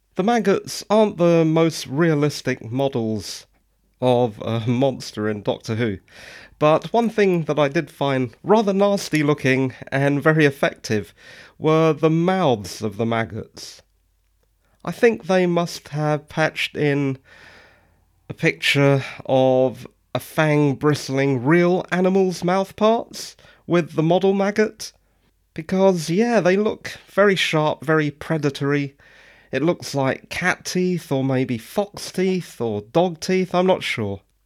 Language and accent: English; England, United Kingdom; I'm English